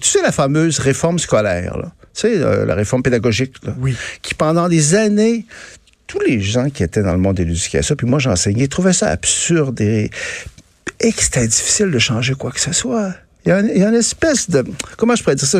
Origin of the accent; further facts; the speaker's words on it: Quebec, Canada; l'identité québécoise est porteuse d'un pouvoir considérable. On est issu de la France de Louis XIV